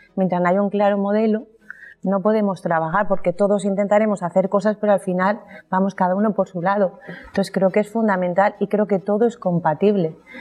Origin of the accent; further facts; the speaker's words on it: Alicante, Valencian Community, Spain; todos los alicatinos nos concienciemos un poco de querer un poco más nuestro entorno